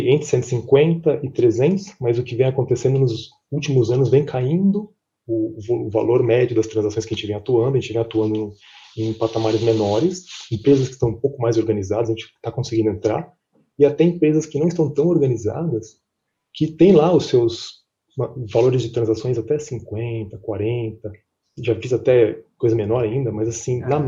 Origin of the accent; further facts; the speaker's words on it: São Paulo, Brazil; also born or lived in Chicago; sou brasileiro, apesar de ter esse nome gringo, né, sou brasileiro … é, nascido em São Paulo, cresci em São Paulo, fiquei dois anos no escritório da PwC de Chicago